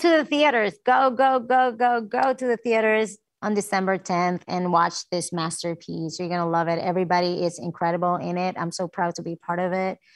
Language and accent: English; Puerto Rico; moved away as an adult; also born or lived in New York; growing up as a Puerto Rican